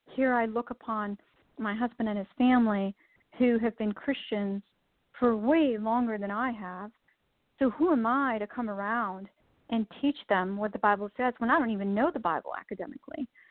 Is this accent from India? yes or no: yes; India; moved away; I was born and raised in India